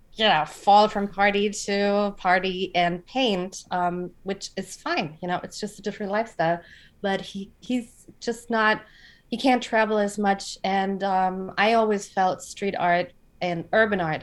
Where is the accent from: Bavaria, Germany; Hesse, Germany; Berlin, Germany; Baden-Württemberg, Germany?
Hesse, Germany; Frankfurt; living in Frankfurt and growing up in Frankfurt